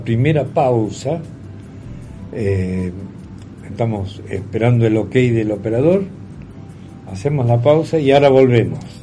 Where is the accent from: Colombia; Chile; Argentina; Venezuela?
Argentina; Como argentino